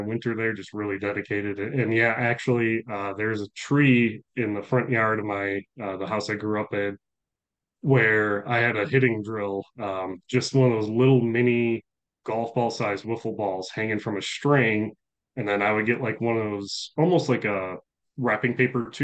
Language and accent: English; Buffalo, New York, United States; moved away as an adult; I grew up in Buffalo, New York